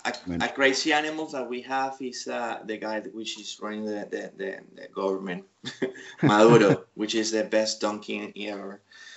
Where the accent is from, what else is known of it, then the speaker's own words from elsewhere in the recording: United Kingdom; So we're British.